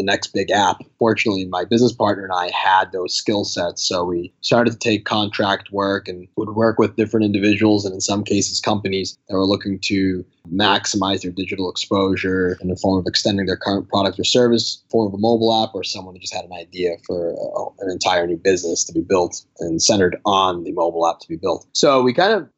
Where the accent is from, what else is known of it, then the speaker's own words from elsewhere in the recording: Malden, Massachusetts, United States; also born or lived in Sicily, Italy; so I grew up in Massachusetts my whole life, went to high school in Malden, that town.